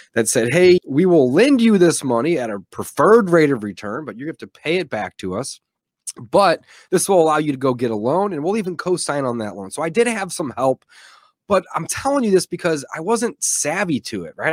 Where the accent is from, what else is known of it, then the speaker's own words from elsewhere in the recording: St. Louis, Missouri, United States; also born or lived in Columbia, Missouri; I'm from Saint Louis, Missouri, was born and raised here